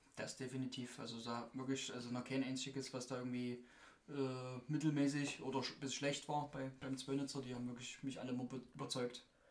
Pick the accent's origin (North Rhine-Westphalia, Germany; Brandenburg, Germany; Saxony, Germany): Saxony, Germany; bei uns in Sachsen